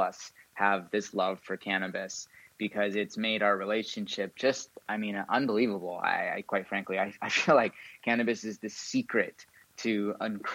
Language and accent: English; San Diego, California, United States; also born or lived in Encinitas, California; now in Ojai, United States; I grew up in San Diego